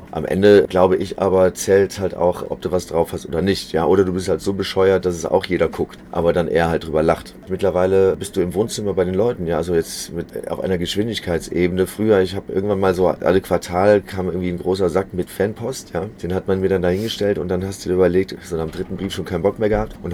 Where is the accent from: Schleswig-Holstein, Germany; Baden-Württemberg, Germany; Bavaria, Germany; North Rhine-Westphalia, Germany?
North Rhine-Westphalia, Germany; Heinsberg; born there; geboren in Heinsberg.